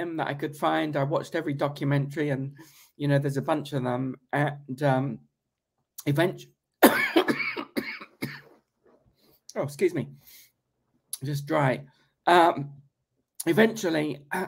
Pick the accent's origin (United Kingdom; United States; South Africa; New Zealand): United Kingdom; moved away; when I was a young British school kid. I mean, I'm still British